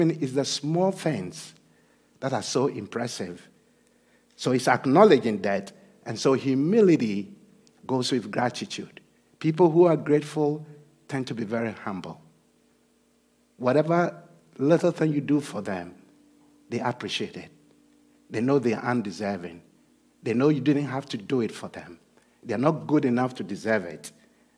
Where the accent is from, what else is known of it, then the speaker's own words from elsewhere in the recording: Ghana; moved away; I'm originally from Ghana